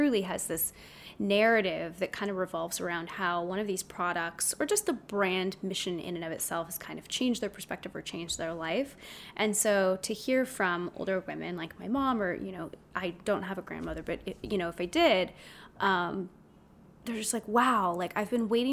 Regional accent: South Orange County, California, United States; I grew up in South Orange County, a total normal kid, normal life

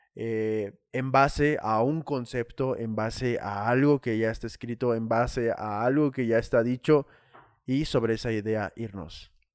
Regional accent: Saltillo, Coahuila, Mexico; now in Puebla, Mexico; yo soy de la ciudad norte norteña de Saltillo, Coahuila

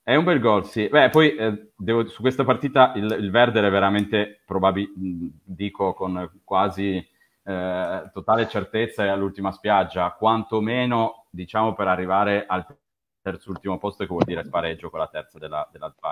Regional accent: Turin, Piedmont, Italy; accent: Piedmontese; sono di Torino

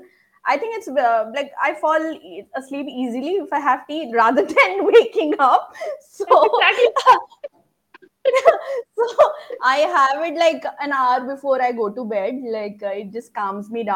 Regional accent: Assam, India; I'm from Assam, which is supposed to be famous for tea

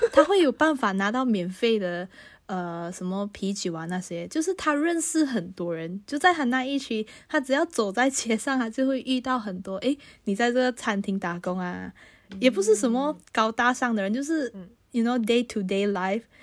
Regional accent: Malaysia; moved away as an adult; now in Paris, France; 我是马来西亚人，那我要有马来西亚的银行户口

